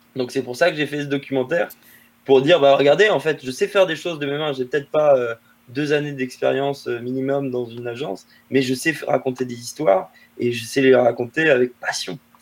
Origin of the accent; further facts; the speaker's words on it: La Rochelle, Nouvelle-Aquitaine, France; moved away; also born or lived in Rennes / Paris; je viens de La Rochelle, une toute petite ville euh, sur la côte atlantique en France.